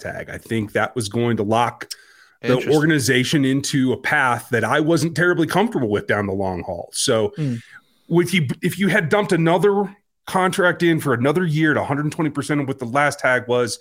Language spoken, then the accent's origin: English; Kansas, United States; I'm from Kansas